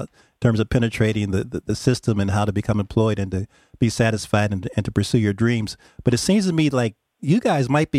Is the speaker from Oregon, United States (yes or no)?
no; Pennsylvania, United States; I'm from Pennsylvania